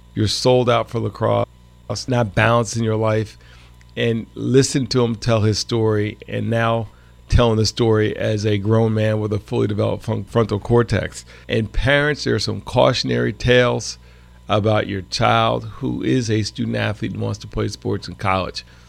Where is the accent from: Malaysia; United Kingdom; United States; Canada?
United States; Croton-on-Hudson, New York; I'm from Croton on the Hudson